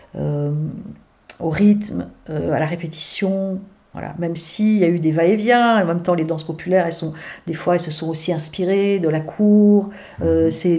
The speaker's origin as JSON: {"language": "French", "region": "Brittany", "country": "France", "tie": "born or raised there", "also_born_or_lived": "Douarnenez", "moved": "as an adult", "said": "mon enfance euh, en Bretagne"}